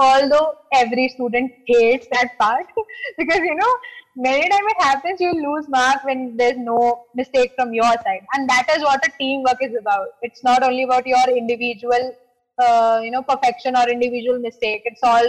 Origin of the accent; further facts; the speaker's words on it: North India, India; you know, I am from North, you are from South, right?